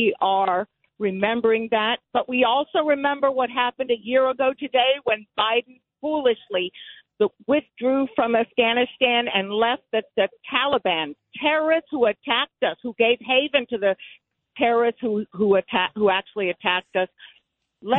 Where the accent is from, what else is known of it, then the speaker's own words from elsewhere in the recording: Havana, Cuba; now in Connecticut, United States; I was born in Havana, Cuba